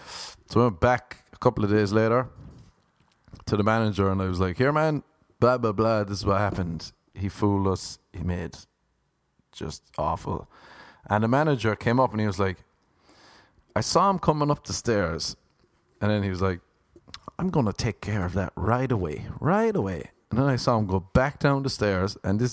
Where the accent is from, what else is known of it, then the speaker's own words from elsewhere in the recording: Ireland; But you know me, people, I'm Irish and I'll hang on to a grudge.